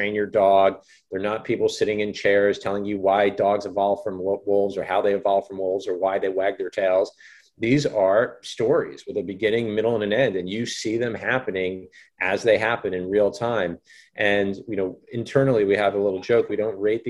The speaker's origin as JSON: {"language": "English", "town": "Fort Lee", "region": "New Jersey", "country": "United States", "said": "I'm a New Jersey boy"}